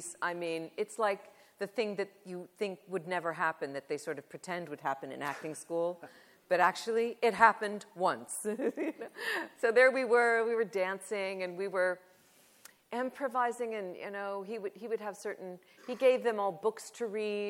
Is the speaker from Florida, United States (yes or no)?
no; Southern California, United States; I'm from California. I grew up in Southern California at that time.